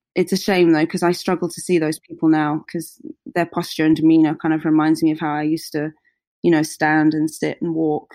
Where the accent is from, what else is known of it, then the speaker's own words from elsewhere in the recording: Hertfordshire, East of England, United Kingdom; I grew up just outside of London uh, in Hertfordshire